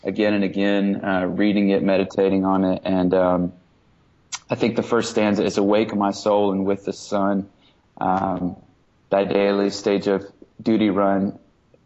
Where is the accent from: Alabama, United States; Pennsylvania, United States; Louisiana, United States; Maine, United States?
Alabama, United States; Birmingham; moved away as an adult; also born or lived in Massachusetts; now in Boston area, Massachusetts, United States; originally I'm from Birmingham, Alabama, but we've been up here for about 6 years